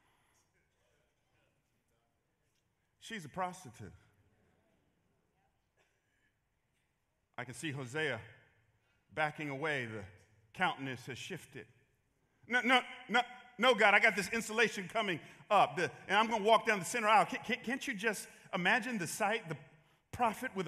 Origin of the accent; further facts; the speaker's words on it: Atlanta, Georgia, United States; now in San Jose, United States; I grew up in Atlanta in the 80s